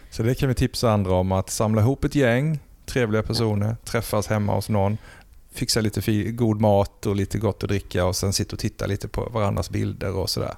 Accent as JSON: {"language": "Swedish", "region": "Blekinge", "country": "Sweden", "tie": "born or raised there", "moved": "yes", "said": "hemma i Blekinge, i mina föräldrars förråd har jag ett antal flyttkartonger"}